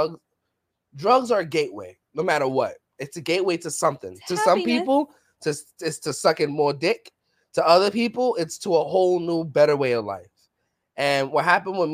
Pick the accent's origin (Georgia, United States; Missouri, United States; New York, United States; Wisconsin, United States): New York, United States; New York City; growing up in the Bronx, growing up in the hood